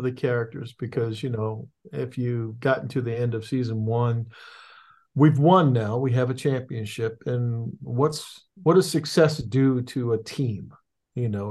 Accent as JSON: {"language": "English", "town": "Annapolis", "region": "Maryland", "country": "United States", "tie": "born or raised there", "said": "where I grew up in Annapolis, Maryland"}